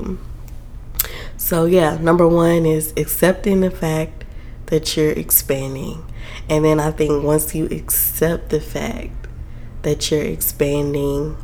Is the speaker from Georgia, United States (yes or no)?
yes; South Georgia, United States; now in Atlanta, United States; I'm from South Georgia, okay? Like, I grew up Baptist. My church back home